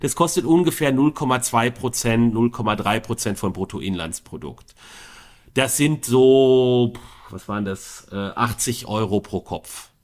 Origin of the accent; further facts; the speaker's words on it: Bonn, North Rhine-Westphalia, Germany; als Bonner